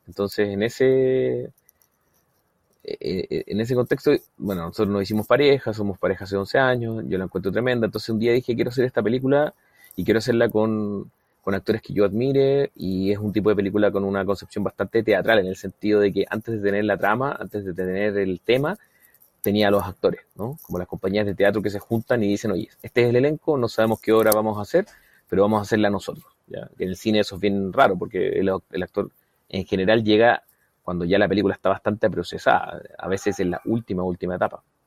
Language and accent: Spanish; Chile; yo soy así y así somos los chilenos